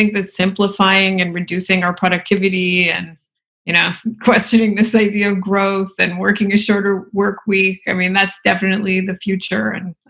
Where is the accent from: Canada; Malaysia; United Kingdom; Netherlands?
Canada; I'm Canadian